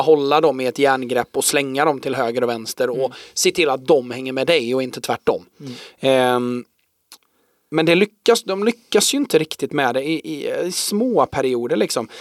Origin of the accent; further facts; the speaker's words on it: Sweden; för oss då som svenskar